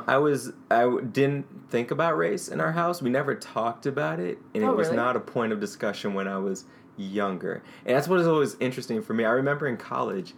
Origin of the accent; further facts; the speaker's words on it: St. Louis, Missouri, United States; growing up in North County, St. Louis, it was always questions from my black friends, like, why do you talk white?